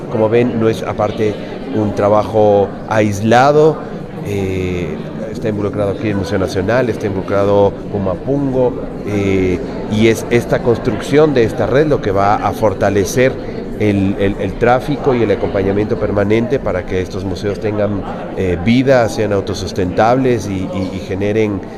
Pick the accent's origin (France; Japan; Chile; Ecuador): Ecuador; la importancia que tiene esta región y esta ciudad en la construcción de, de lo que somos como ecuatorianos.